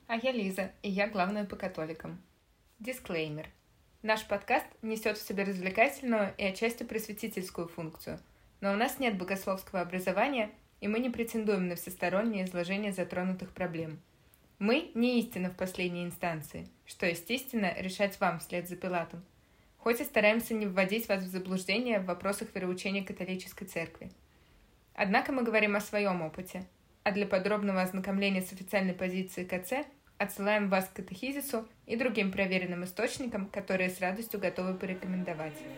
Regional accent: Moscow, Russia; Я тоже родилась и выросла в Москве

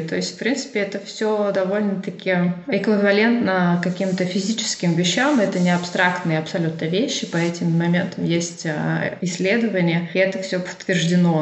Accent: Urals, Russia; also born or lived in Finland; now in Belgium; я родилась в России, на самом деле я уже давно переехала в Европу

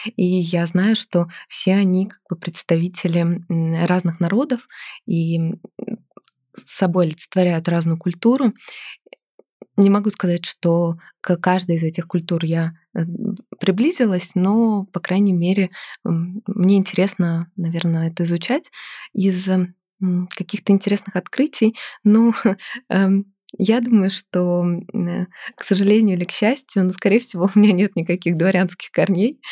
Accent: Lomonosov, Saint Petersburg, Russia; moved away; Я родилась в Санкт-Петербурге, а выросла в Ломоносове или Раненбаум

